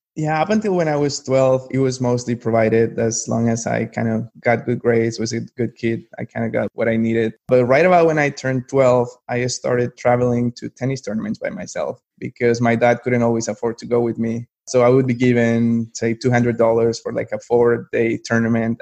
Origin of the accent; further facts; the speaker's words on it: Colombia; moved away as an adult; now in Raleigh, United States; I'm from Colombia originally. I was born and raised over there, moved to the US for college, and just kind of ended up staying here